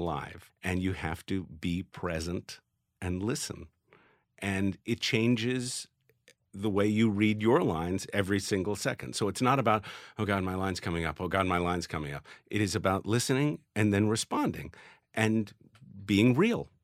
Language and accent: English; New York, United States; growing up in New York with the odd couple going on